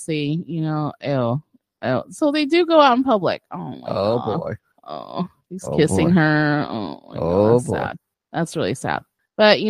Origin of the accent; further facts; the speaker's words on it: Brazil; I was born in Brazil